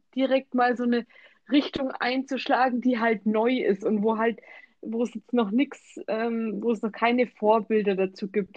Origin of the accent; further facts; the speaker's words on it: Germany; wir jetzt bei uns in Deutschland arbeiten